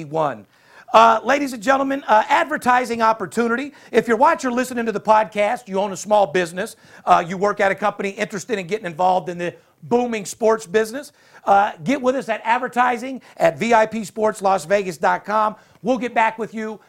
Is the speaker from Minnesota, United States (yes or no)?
no; Las Vegas, Nevada, United States; I'm from Vegas